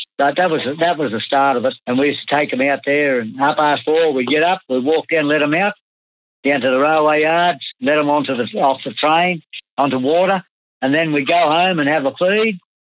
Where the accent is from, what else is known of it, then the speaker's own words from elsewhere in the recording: Mungallala, Queensland, Australia; also born or lived in Brisbane / Bowenville; Well, I was born in Brisbane and I went to Mungalala within the first week I was born. I lived in Mungalala out near Mitchell. I went to school in Mungalala for the first time. I was 4.5 years old.